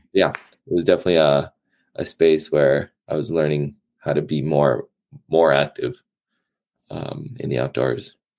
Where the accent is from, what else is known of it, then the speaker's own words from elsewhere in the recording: East Coast, United States; growing up on the East Coast, it was uh, very seasonal from winter, spring, summer, fall